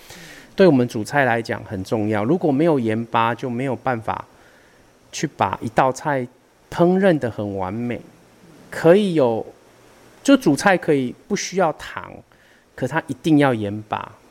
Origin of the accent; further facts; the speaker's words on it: Taiwan; 毕竟这是我们属于台湾人的文化